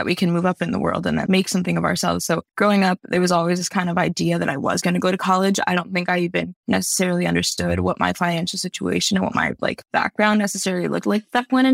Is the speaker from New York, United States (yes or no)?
yes; White Plains, New York, United States; moved away as an adult; now in Hanover, United States; I'm from White Plains, which is actually a very Latino little city